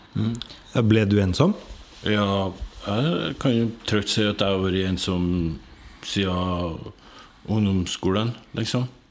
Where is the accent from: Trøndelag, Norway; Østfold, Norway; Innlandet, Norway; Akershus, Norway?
Trøndelag, Norway; Hitra; jeg vokste opp på Hitra.